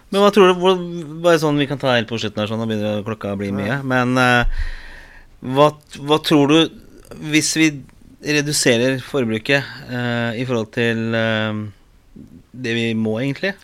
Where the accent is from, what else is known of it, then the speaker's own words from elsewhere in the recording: Oslo, Norway; jeg vokste opp på Torså